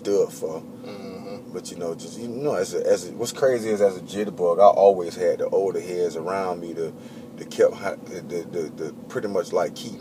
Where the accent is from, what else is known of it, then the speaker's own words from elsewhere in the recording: Winter Park, Florida, United States; Winter Park, Florida, man. City right outside of Orlando.